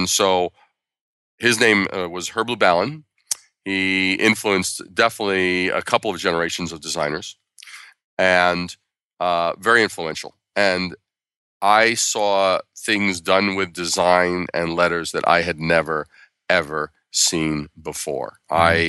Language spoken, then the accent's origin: English; Brooklyn, New York, United States; born there; I was born in Brooklyn at a very young age.